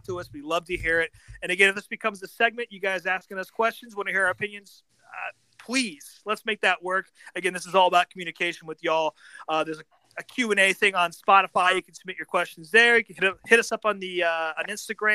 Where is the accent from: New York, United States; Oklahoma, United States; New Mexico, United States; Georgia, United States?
New Mexico, United States; Albuquerque; now in Nashville, United States; Sandia Speedway in my hometown of Albuquerque